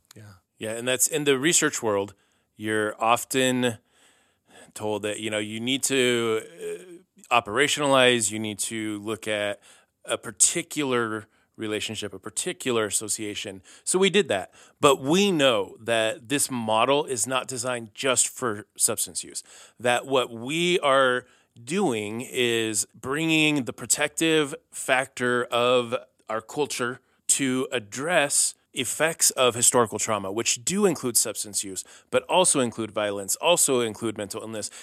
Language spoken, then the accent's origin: English; Missoula, Montana, United States; moved away as an adult; also born or lived in California; I was born here in Missoula